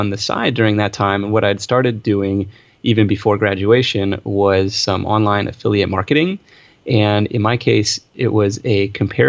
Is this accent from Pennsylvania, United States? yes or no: no; Seattle, Washington, United States; I grew up in Seattle. I grew up near Seattle, out in kind of suburbia out there